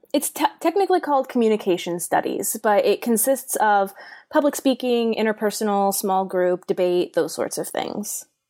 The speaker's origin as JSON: {"language": "English", "area": "Bay Area", "region": "California", "country": "United States", "tie": "born or raised there", "said": "I am from the Bay Area, born and raised um, in California"}